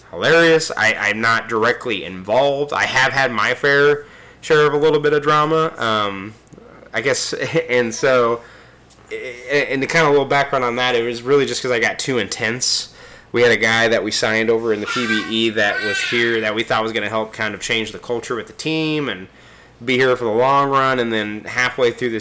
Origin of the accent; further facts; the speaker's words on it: Kansas City, United States; Kansas City is my hometown in real life